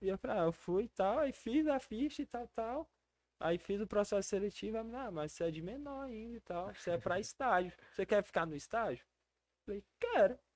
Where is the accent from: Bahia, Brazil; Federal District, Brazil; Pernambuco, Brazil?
Federal District, Brazil; Brasília; also born or lived in Recanto das Emas / Ceilândia; Nasci em Brasília, vivo lá até hoje